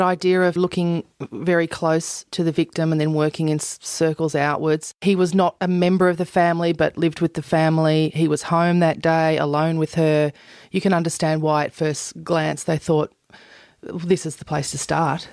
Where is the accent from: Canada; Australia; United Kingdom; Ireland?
Australia; Toowoomba, Queensland; my hometown of Toowoomba